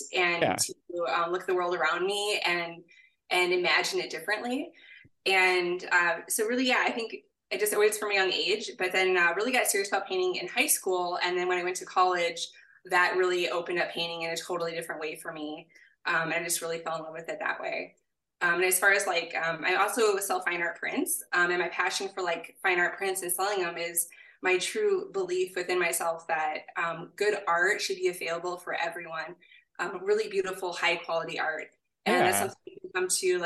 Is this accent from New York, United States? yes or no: no; southern Wisconsin, United States; also born or lived in New Mexico / Hillsboro, Wisconsin; I grew up in southern Wisconsin, though, and I was born in New Mexico.